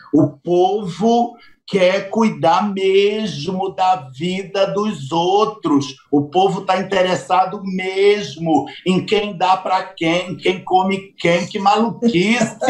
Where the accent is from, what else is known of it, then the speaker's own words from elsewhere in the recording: Belém, Pará, Brazil; moved away; nasci em Belém.